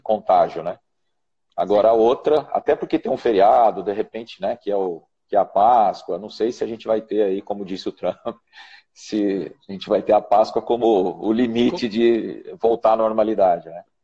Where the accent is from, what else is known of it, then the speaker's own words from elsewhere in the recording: Ribeirão Preto, São Paulo, Brazil; lá de Ribeirão Preto, minha terra querida